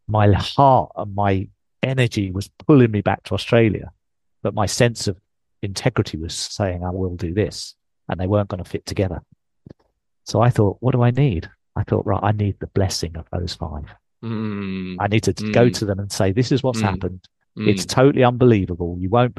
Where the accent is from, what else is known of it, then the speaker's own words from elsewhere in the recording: England, United Kingdom; accent: English; moved away; I'm English.